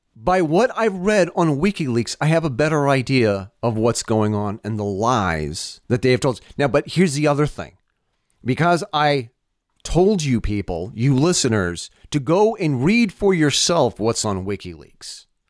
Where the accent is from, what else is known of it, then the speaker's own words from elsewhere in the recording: United States; As an American, as a parent